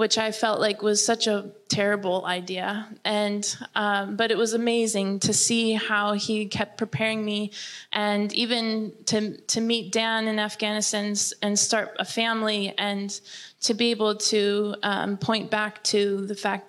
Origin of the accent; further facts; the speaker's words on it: Germany; I remember growing up in Germany, where it's very academic